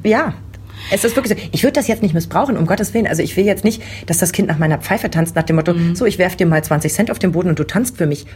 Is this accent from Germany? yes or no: yes; East Germany, Germany; ich bin noch im Osten groß geworden